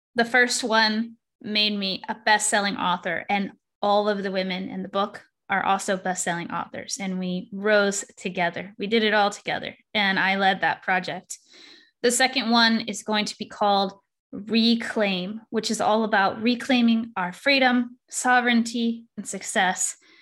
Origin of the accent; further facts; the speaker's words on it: Texas, United States; I'm from Texas, so I say y'all sometimes